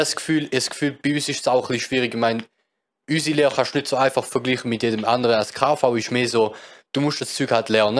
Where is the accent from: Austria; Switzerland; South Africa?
Switzerland; als Schweizer